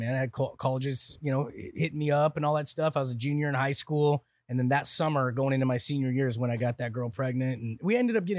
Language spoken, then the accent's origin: English; Santa Clara, Utah, United States; Snow Canyon High School in Santa Clara, Utah.